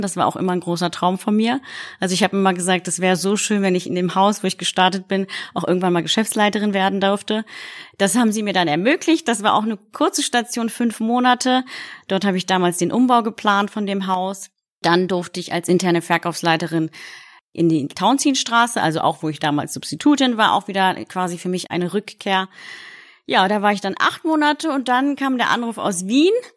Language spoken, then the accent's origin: German; Berlin, Germany; also born or lived in Poznań, Poland; geboren in Polen, in der wunderschönen Stadt Posen, aufgewachsen in Deutschland